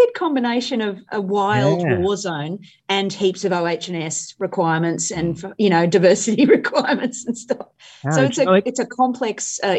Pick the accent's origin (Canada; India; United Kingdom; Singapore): India; So I grew up in India.